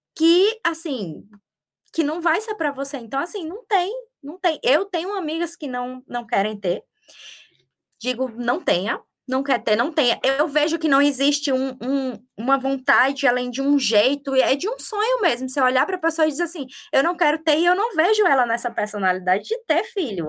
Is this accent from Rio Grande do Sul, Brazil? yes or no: no; Campina Grande, Paraíba, Brazil; moved away as an adult; also born or lived in São Paulo / Bahia / Australia; sou paraibana, da cidade de Campina Grande